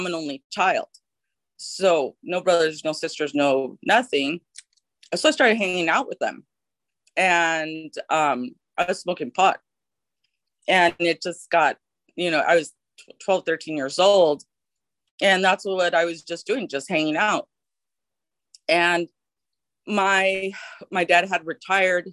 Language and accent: English; Los Angeles, California, United States; as I was growing up, I'm from California, from LA and Los Angeles